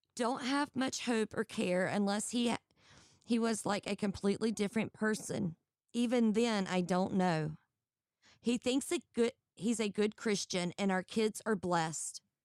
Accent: Georgia, United States; I'm actually from Georgia

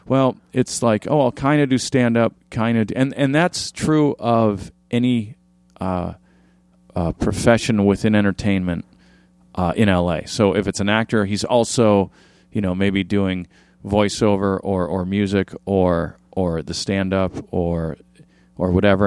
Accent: Orange County, California, United States; also born or lived in Midwest; I grew up in Orange County. We moved from the Midwest to Orange County when I was a kid

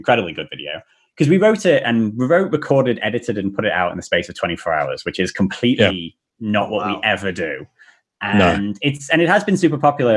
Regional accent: South Africa; I was born in South Africa, and my brother was obsessed with Star Wars

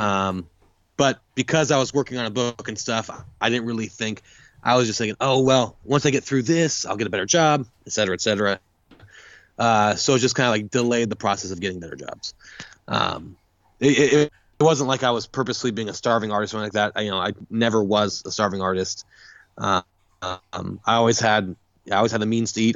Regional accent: California, United States; now in Austin, United States; I'm from California

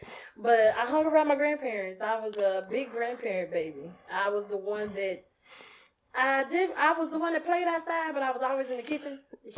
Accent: Pleasant Grove, United States; I'm from Pleasant Grove.

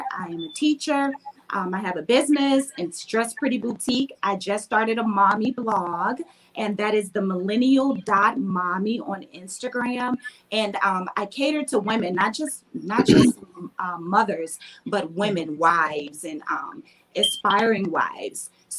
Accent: Roanoke, Virginia, United States; I am from Roanoke, Virginia.

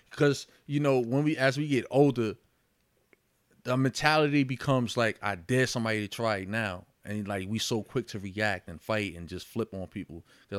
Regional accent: Yonkers, New York, United States; I was born in White Plains Hospital, raised in Yonkers.

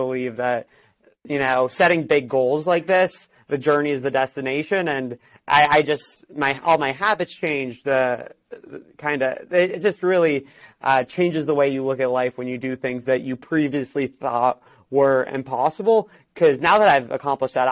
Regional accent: Miami, Florida, United States; moved away as an adult; also born or lived in New York City / Los Angeles; I'm originally from Miami, Florida

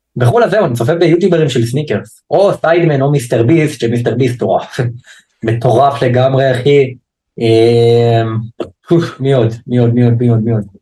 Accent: Haifa, Haifa District, Israel; אני מחיפה

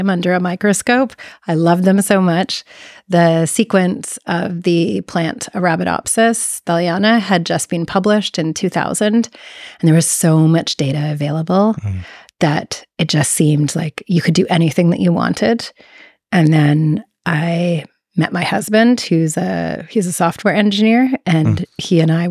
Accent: small town in Ontario, Canada; moved away as an adult; also born or lived in Toronto, Canada; now in Davis, United States; I'm from Canada, so from a small, very, very, very small town in Ontario, which is a province of Canada

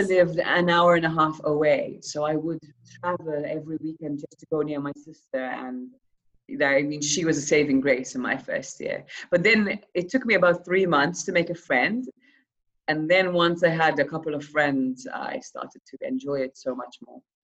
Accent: Malta; I'm from Malta

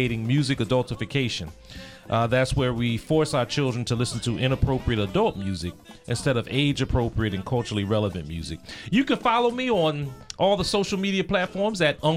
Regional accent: Seat Pleasant, Maryland, United States; I'm from Sea Pleasant, Maryland

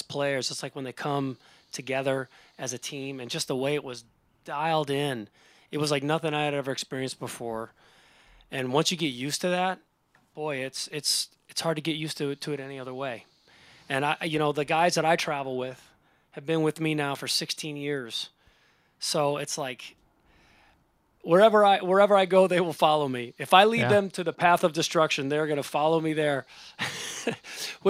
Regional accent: Cleveland, Ohio, United States; We're both from the Cleveland area.

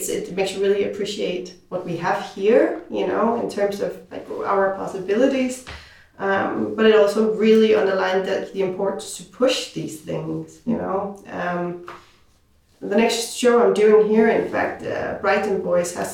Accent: Denmark; I'm from Denmark

